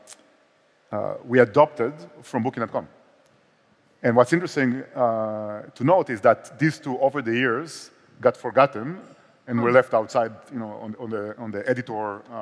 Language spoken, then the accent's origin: English; Israel; accent: Israeli; also born or lived in Barcelona; more like Israeli accent